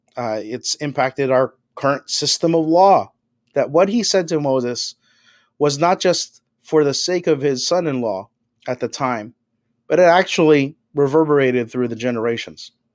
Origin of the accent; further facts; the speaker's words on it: Philippines; now in Toronto, Canada; I'm an immigrant from the Philippines